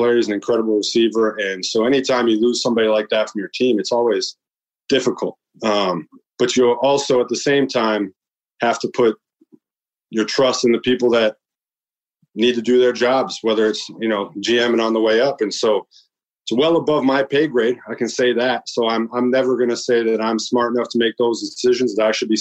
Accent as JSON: {"language": "English", "country": "United States", "tie": "born or raised there", "said": "I grew up eating Chicago hot dogs because we're not far from Chicago."}